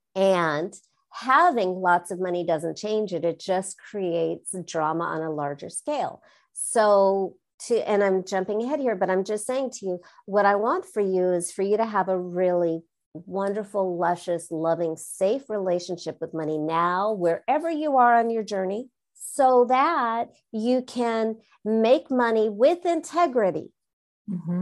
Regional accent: Southern California, United States; I'm from Southern California

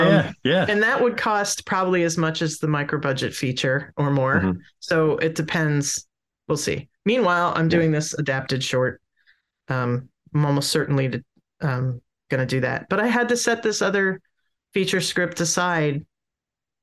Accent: Pennsylvania, United States; now in Tidewater, Virginia, United States; I'm originally from Pennsylvania, but I live in Tidewater, Virginia now

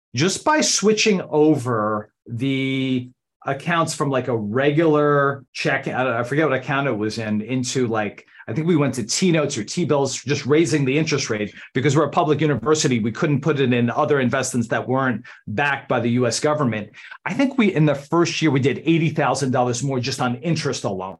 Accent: Randolph, New Jersey, United States; moved away as an adult; now in Washington, D.C., United States; I grew up in Randolph, New Jersey, outside of Morristown

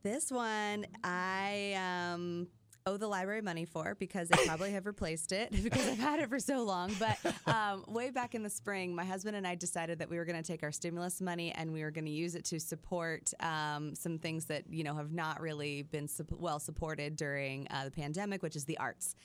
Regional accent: Midwest, United States; I grew up in the Midwest

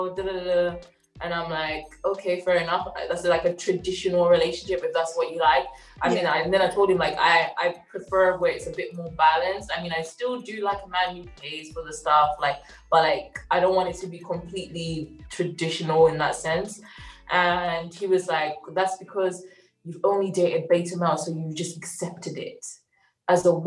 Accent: Zimbabwe; I'm from Zimbabwe.

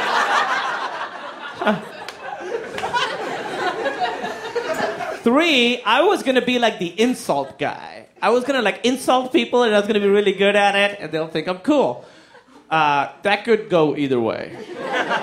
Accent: Pakistan; So I grew up in Pakistan.

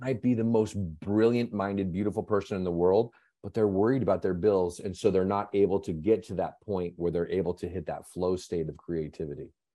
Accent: Seattle, Washington, United States; moved away; also born or lived in Las Vegas; I grew up in, I grew up in Seattle

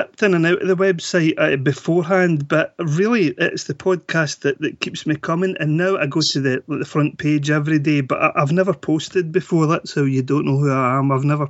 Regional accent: Scotland, United Kingdom; accent: Scottish; I'm calling from Scotland.

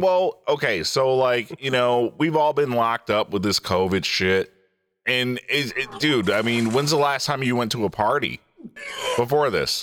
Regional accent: Detroit, Michigan, United States; I'm from Detroit.

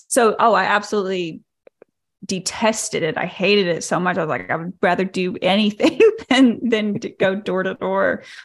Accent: Arkansas, United States; And so I was raised here in Arkansas by the Duggars.

